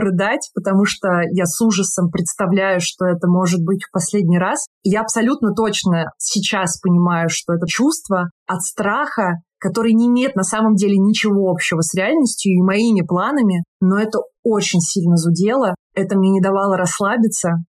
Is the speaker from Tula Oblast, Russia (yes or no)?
yes; Tula, Tula Oblast, Russia; moved away as an adult; Я из Тулы, недалеко от Москвы.